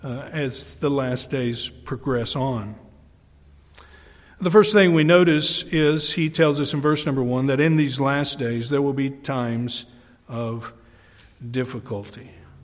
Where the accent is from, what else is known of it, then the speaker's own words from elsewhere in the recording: New York, United States; I'm from the Adirondacks, we don't get out much.